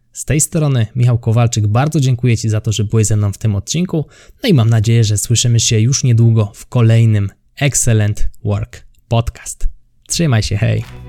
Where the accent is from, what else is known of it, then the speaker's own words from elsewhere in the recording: near Kraków, Lesser Poland, Poland; ja jestem spod Krakowa